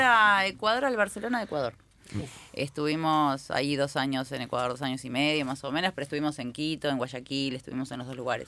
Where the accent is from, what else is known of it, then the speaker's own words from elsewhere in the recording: Uruguay; now in Argentina; soy uruguaya